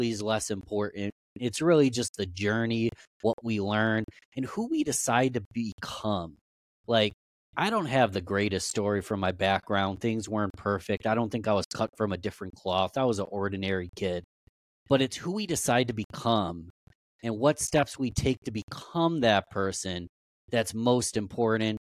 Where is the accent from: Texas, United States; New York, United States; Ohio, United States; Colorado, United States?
New York, United States; Rochester; I was born and raised in Rochester, New York, so I've shoveled snow about 10,000 times.